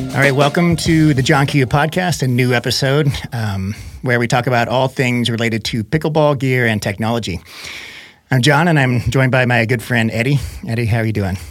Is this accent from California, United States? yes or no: no; Missouri, United States; moved away; I grew up in Missouri